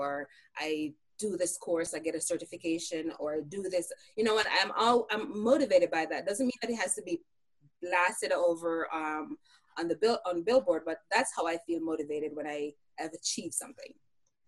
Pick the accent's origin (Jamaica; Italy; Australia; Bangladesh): Jamaica; now in United States; I grew up in Jamaica, so we were Christians.